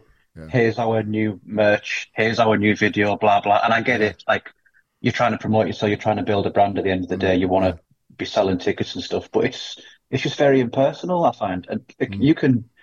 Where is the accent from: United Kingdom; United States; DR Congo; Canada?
United Kingdom; Carlisle, North West England; I'm from Carlisle